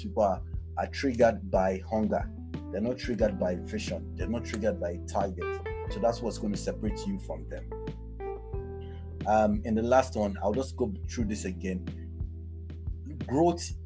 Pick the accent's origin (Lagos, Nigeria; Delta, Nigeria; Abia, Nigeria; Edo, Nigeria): Lagos, Nigeria; I grew up in Ilaje, back in Bariga.